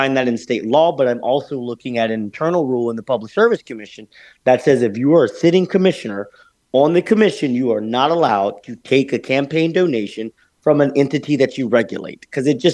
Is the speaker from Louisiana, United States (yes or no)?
yes; Lake Charles, Louisiana, United States; I was born and raised in Lake Charles, Louisiana, which is on the western side of the state.